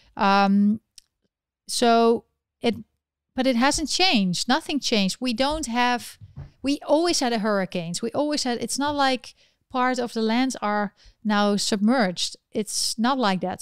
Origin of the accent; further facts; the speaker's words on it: Netherlands; now in New York City, United States; I'm from the Netherlands and I live in New York City